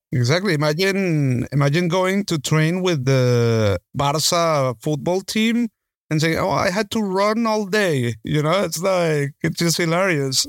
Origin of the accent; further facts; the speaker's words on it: Caracas, Capital District, Venezuela; moved away as an adult; also born or lived in Spain; in Caracas, in my hometown.